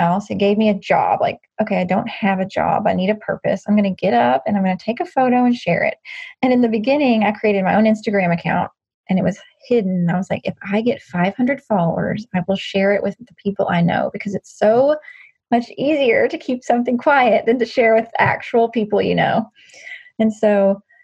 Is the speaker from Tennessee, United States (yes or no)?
yes; Nashville, Tennessee, United States; I was born and raised in Nashville